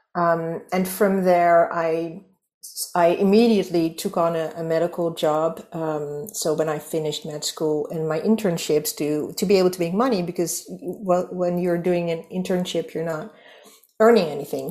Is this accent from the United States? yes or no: no; Netherlands; English is a second language; I'm from the Netherlands, so you might hear that I'm not a native English speaker